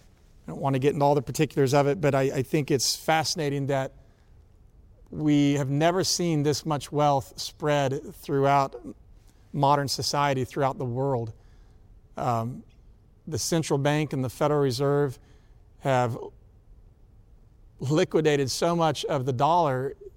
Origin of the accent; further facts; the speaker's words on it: Atlanta, Georgia, United States; I grew up in Atlanta.